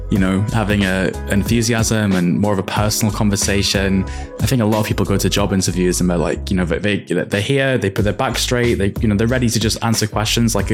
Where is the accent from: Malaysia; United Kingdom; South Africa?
United Kingdom; as a Brit, I totally get that.